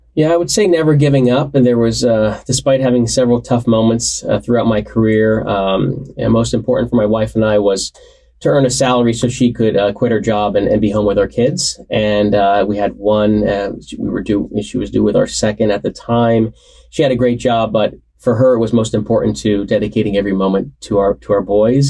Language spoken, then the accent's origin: English; Warren County, New Jersey, United States; I grew up in Warren County, New Jersey, so not that far from campus